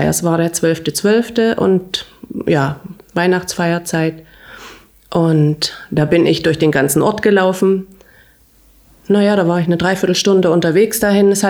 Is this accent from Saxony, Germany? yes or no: yes; Großenhain, Saxony, Germany; moved away; Ich bin geboren am 24.02.1970 in Großenhain bei Dresden. Ich bin da zur Schule gegangen.